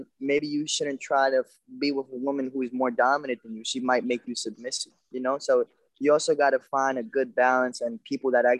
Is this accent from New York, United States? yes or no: yes; New York City, New York, United States; I grew up in New York